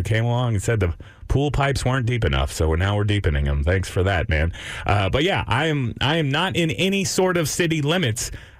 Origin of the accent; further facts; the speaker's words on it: Austin, Texas, United States; also born or lived in Round Rock, Texas; I was born in Austin, Texas. Have lived here my entire life, if you count the 15 years that I lived in Round Rock.